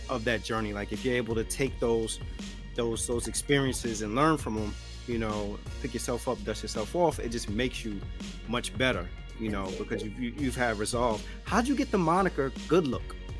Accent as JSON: {"language": "English", "town": "New York City", "region": "New York", "country": "United States", "tie": "born or raised there", "said": "growing up in the South Bronx"}